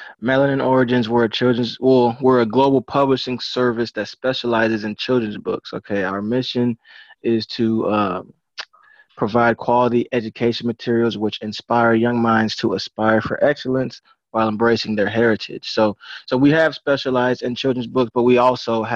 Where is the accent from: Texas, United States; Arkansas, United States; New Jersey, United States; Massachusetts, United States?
Texas, United States; Arlington; I'm born, raised Arlington, Texas. You know, lived in a few different places, but of course, I'm back here